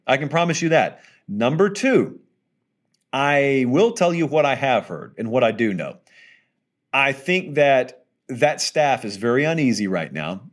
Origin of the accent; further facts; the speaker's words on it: the South, United States; I'm from the South